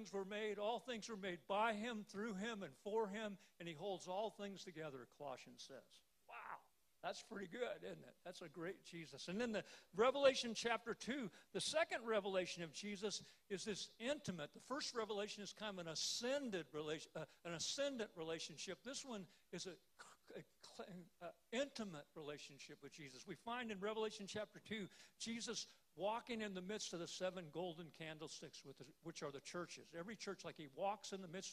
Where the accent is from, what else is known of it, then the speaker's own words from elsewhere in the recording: Salina, Kansas, United States; I was home in my hometown of Salina, Kansas